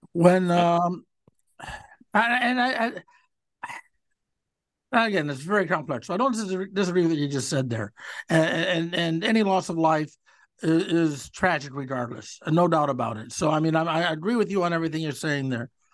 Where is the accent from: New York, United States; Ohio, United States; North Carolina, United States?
Ohio, United States; Cleveland; as a kid growing up in Cleveland